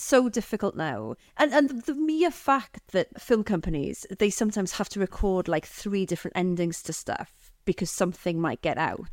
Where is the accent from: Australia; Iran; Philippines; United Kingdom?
United Kingdom; Aberystwyth, Wales; So I grew up in Aberystwyth